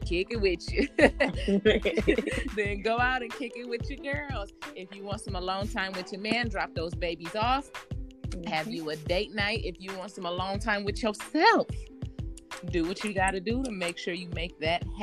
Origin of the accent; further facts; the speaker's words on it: Michigan, United States; now in Atlanta, United States; I myself am born and raised in Michigan, so I'm used to being around the snow.